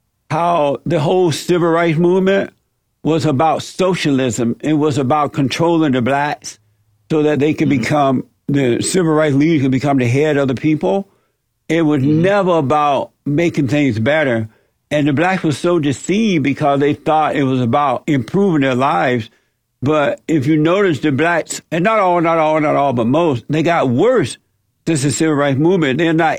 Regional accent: Alabama, United States; now in Los Angeles, United States; It's interesting, while growing up in Alabama, and I grew up during the Jim Crow, so-called Jim Crow era down in Alabama there on a plantation

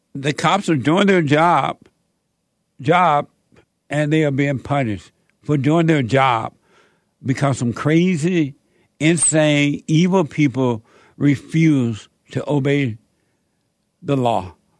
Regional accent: Alabama, United States; born or raised there; moved away as an adult; also born or lived in Los Angeles

